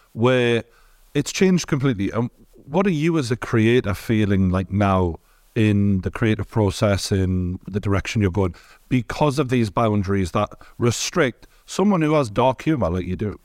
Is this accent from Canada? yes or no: no; Newcastle, North East England, United Kingdom; born or raised there; accent: Geordie